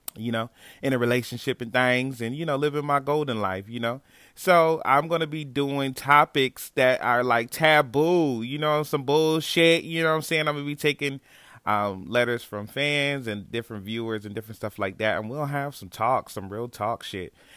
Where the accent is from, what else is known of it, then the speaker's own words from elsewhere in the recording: Niagara Falls, New York, United States; moved away as an adult; now in Texas, United States; I'm originally from Niagara Falls, New York